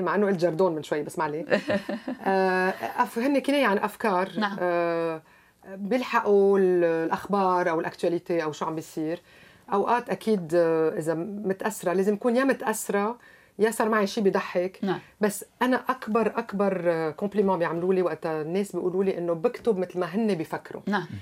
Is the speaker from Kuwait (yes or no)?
no; Lebanon; now in Canada; اني لبنانيه